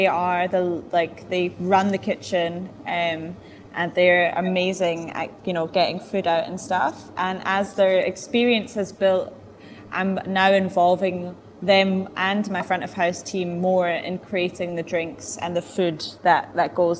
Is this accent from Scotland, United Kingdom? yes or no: yes; Edinburgh, Scotland, United Kingdom; moved away as an adult; now in Durban, South Africa; I was just in Edinburgh, my hometown